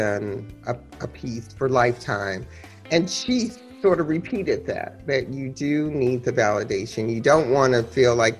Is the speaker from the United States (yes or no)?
yes; Ann Arbor, Michigan, United States; I grew up in Ann Arbor